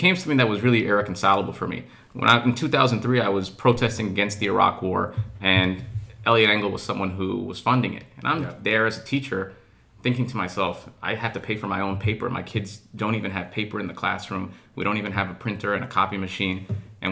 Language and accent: English; Mount Vernon, New York, United States; I'm from Mount Vernon. My parents immigrated to this country from Eritrea in the early 1970s. And I had a typical New York upbringing in Mount Vernon.